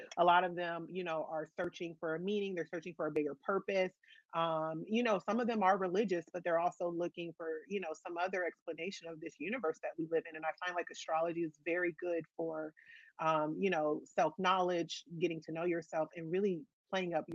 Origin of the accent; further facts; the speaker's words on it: Los Angeles, California, United States; It is my hometown